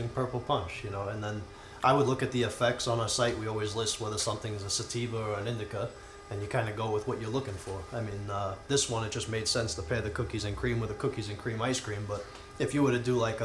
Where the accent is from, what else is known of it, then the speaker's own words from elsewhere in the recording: Long Island, New York, United States; me growing up in Long Island.